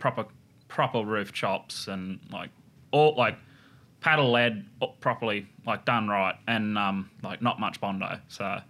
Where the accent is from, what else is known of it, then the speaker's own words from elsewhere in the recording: Harwood, New South Wales, Australia; moved away as an adult; also born or lived in Brookvale, New South Wales; I was born and raised in the Clarence Valley